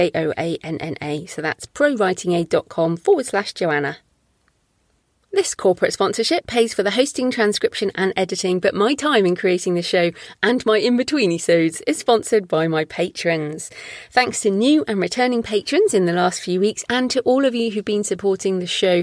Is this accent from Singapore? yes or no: no; United Kingdom; I'm British.